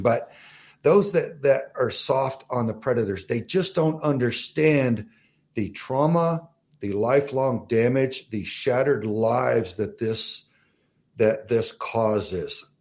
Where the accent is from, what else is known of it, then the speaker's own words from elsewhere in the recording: Southern Texas, United States; also born or lived in Southern Arizona; now in Arizona, United States; I'm from Southern Texas